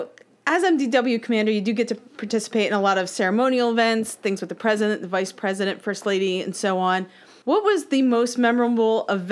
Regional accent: Pennsylvania, United States; I'm from Pennsylvania

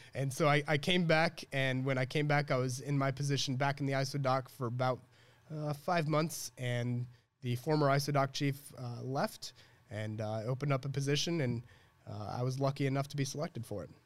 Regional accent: Illinois, United States; also born or lived in Chicago; I really grew up here

